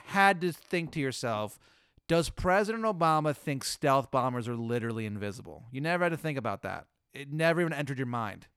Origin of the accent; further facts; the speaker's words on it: the South, United States; I'm from the South.